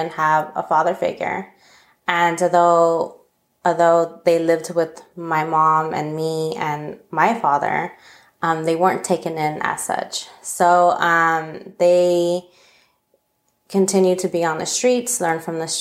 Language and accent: English; Los Angeles, California, United States; moved away as an adult; also born or lived in Minot, North Dakota; I'm from Northeast LA, basically across the train tracks from East LA. And, I grew up in an area called Eagle Rock, California.